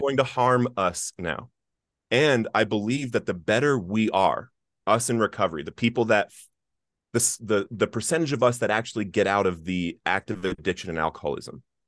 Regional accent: Littleton, Colorado, United States; I grew up in Littleton, Colorado

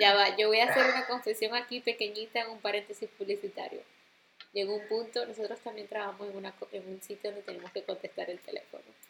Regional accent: Maracaibo, Zulia, Venezuela; also born or lived in New York; now in Rome, Italy; soy maracucha de nacimiento, este, de crianza, porque me crié en esa ciudad

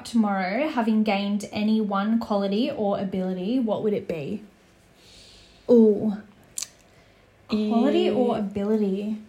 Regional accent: Sydney, New South Wales, Australia; I'm glad that I grew up in Western Sydney. I think it's a big part of who I am and why I am the way I am today.

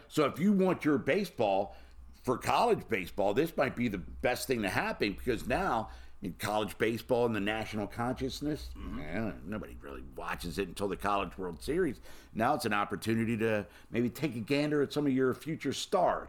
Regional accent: Baltimore, Maryland, United States; born and raised in Baltimore, Maryland.

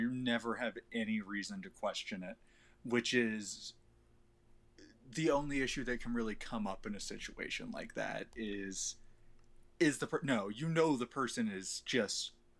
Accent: United States; I'm an American.

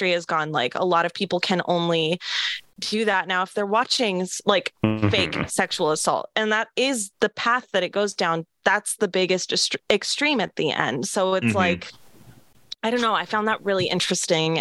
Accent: Seattle, Washington, United States; I'm from Seattle

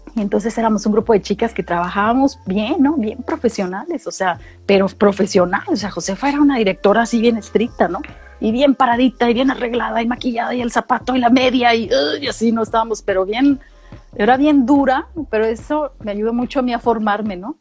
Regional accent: Mexicali, Baja California, Mexico; moved away as an adult; also born or lived in San Luis Potosí; now in Australia; yo viví, yo crecí en Mexicali y Baja California. Mi familia migró para allá. Y a los quince años yo regreso a San Luis Potosí

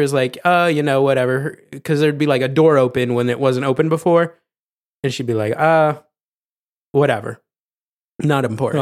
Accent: Ohio, United States; I'm from Ohio

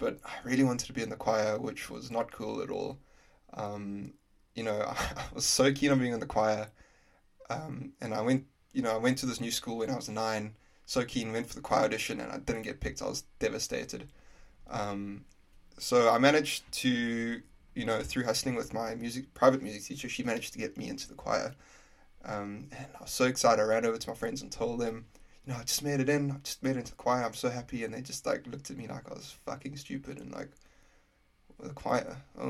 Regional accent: Prince Albert, Western Cape, South Africa; first language English; moved away as an adult; also born or lived in Oudtshoorn, South Africa; now in Glasgow, United Kingdom; So I grew up in a little town called Prince Albert in South Africa in the Western Cape. So that's near Cape Town. Really intense place to grow up because weather-wise, it's semi-desert, so it gets extremely, extremely hot.

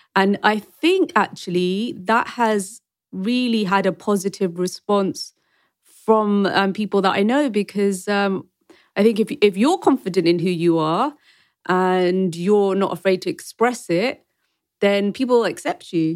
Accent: Wembley, London, United Kingdom; also born or lived in Rawalpindi, Pakistan; I was born in Rawalpindi in Pakistan, but when I was two months old, I've been a Wembley Brent girl. And I've been to school here, secondary school.

